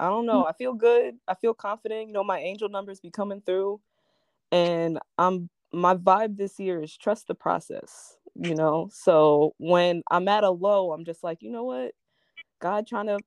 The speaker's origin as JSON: {"language": "English", "region": "New Jersey", "country": "United States", "tie": "born or raised there", "also_born_or_lived": "New York", "said": "I'm originally from New York, but I've been in Jersey for most of my life now"}